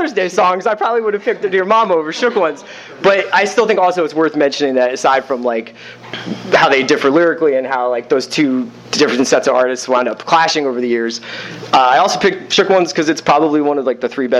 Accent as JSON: {"language": "English", "town": "Philadelphia", "region": "Pennsylvania", "country": "United States", "also_born_or_lived": "New York City", "moved": "yes", "said": "So I'm from Philadelphia. It's adjacent, obviously, to New York City, but you know, when I moved to New York and when I lived there and throughout like most of my adult life"}